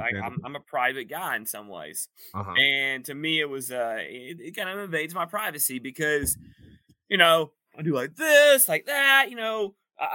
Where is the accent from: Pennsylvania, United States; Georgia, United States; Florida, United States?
Georgia, United States; East Point; I'm a Georgia man. I'm an Atlanta man. I was born in East Point, ATLian.